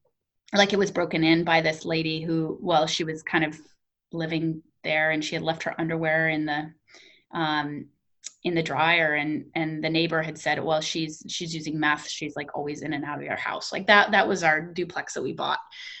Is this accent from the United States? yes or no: no; Papua New Guinea; also born or lived in Pohnpei, Micronesia; I was raised in Papua New Guinea and Pohnpei, which is in Micronesia and the Pacific Islands.